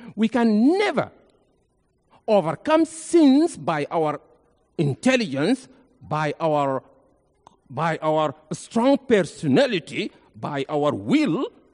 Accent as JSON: {"language": "English", "area": "Nuba Mountains", "region": "South Kordofan", "country": "Sudan", "also_born_or_lived": "Egypt", "moved": "yes", "lives_now": "Memphis, United States", "said": "I came from Nuba Mountains in Sudan."}